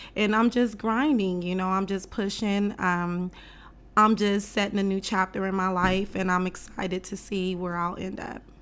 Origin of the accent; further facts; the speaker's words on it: West Coast, United States; I'm from the West Coast culture, so my idols growing up was like …, …, …, …